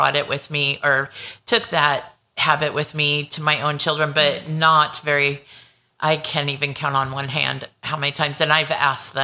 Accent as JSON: {"language": "English", "town": "Paramount", "region": "California", "country": "United States", "tie": "born or raised there", "said": "I was born and raised in Southern California. I was a beach girl. I went to Paramount High School, lived on the border of Compton."}